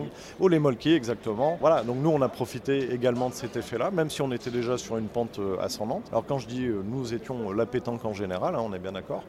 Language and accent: French; Saint-Étienne, Auvergne-Rhône-Alpes, France; je suis stéphanois